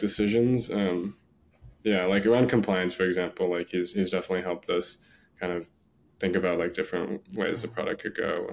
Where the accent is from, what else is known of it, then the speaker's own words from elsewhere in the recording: San Diego, California, United States; I grew up in San Diego